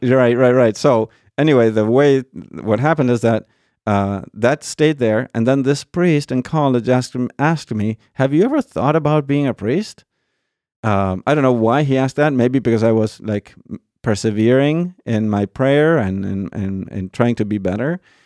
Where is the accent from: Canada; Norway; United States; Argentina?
Argentina; moved away; I was born in Argentina. Um, born and raised